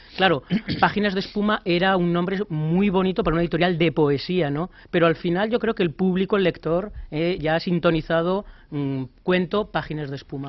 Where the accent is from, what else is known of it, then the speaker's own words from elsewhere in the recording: Zaragoza, Aragon, Spain; moved away as an adult; now in Madrid, Spain; Madrid soy, zaragozano